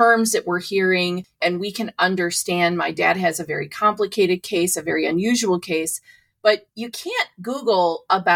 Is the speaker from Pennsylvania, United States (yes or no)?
no; Ohio, United States; moved away; also born or lived in New York; I'm from Ohio.